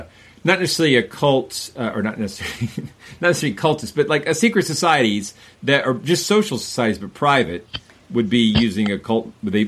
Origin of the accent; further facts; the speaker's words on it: the South of the United States, United States; growing up in the South of the United States